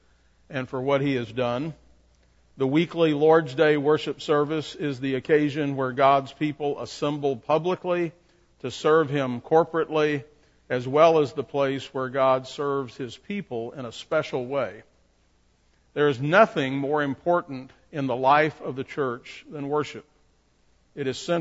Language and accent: English; Shreveport, Louisiana, United States; I grew up in Broadmoor Baptist Church in Shreveport